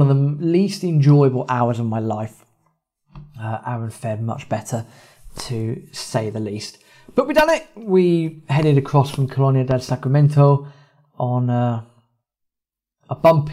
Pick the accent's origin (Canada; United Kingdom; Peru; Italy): United Kingdom; England; we are English, we are in Argentina